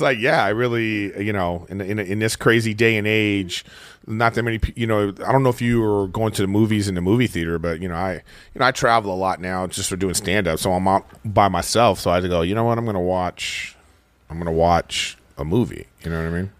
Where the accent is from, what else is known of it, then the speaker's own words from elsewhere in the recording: Los Angeles, California, United States; my home